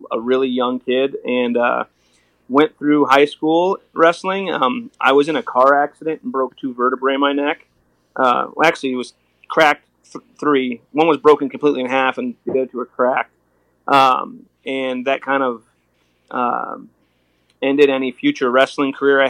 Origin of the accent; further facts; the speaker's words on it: Joliet, Illinois, United States; I grew up in Joliet, Illinois.